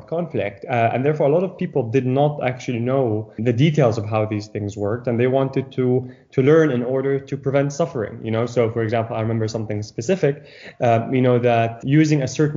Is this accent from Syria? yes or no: yes; Syria; now in United Kingdom; the people that are suffering in my home country